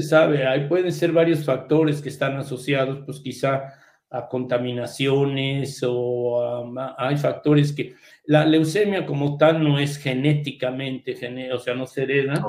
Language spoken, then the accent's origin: Spanish; Mexico; moved away as an adult; also born or lived in United States / England; now in London, United Kingdom; yo salí de México pero entrando a, primero a Harvard y luego a Inglaterra